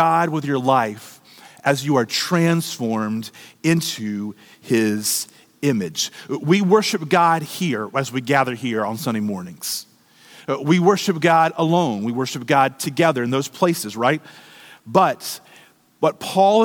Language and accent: English; United States; us as American Christians